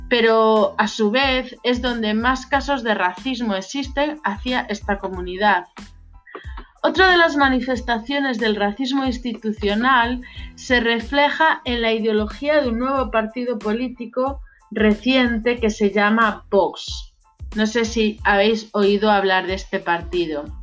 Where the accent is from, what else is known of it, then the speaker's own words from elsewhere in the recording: Spain; Yo me preguntaba, soy española, ¿cuál es mi ENIA?